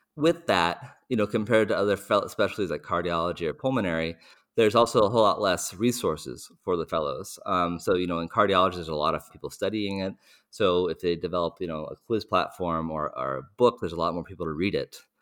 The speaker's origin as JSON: {"language": "English", "country": "United States", "said": "as an American, I don't speak many other languages"}